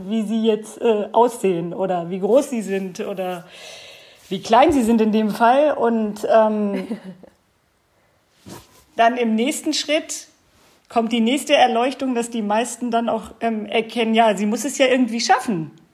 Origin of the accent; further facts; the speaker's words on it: Bad Harzburg, Lower Saxony, Germany; Dass ich hier in beschaulichen Bad Harzburg wohne und auch geboren bin. Also ich bin äh, tatsächlich hier ähm, niedergelassen in meiner Heimat